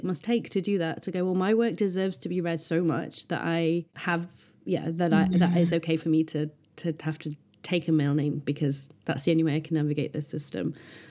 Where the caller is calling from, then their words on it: Yorkshire and the Humber, United Kingdom; Well, I'm writing this from Bronte country. In fact, I can see the hills out of my window